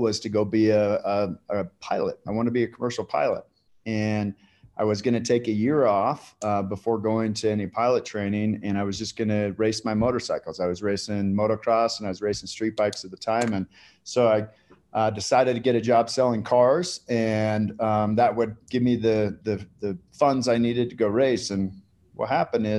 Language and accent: English; Salt Lake City, Utah, United States; also born or lived in Eden, Utah; born and raised in Salt Lake